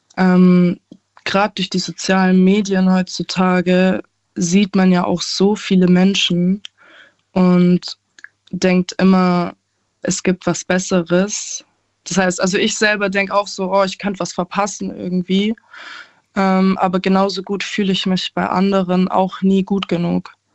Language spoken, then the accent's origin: German; Aalen, Baden-Württemberg, Germany; ich komme aus Aalen, bin 20 Jahre alt